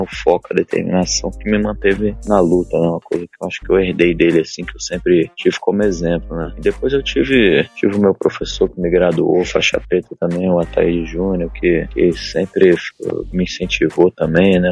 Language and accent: Portuguese; Brasília, Federal District, Brazil; em Brasília, né? Que eu, a cidade onde eu nasci, onde eu morei